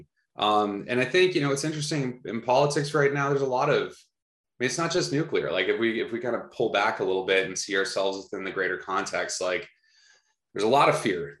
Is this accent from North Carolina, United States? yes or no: no; Minnesota, United States; my home state of Minnesota